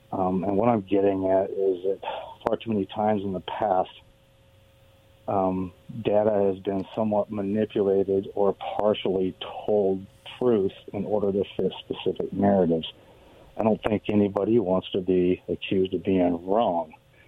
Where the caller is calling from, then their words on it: Richland, Washington, United States; Good afternoon. This is … from Richland.